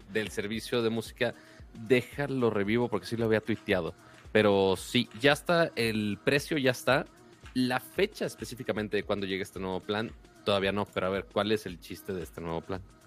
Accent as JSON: {"language": "Spanish", "town": "Monterrey", "region": "Nuevo León", "country": "Mexico", "said": "yo soy Monterrey"}